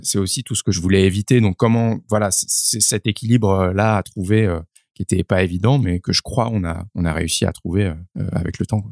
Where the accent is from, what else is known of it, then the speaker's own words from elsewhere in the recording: Paris, Île-de-France, France; je suis né à Paris.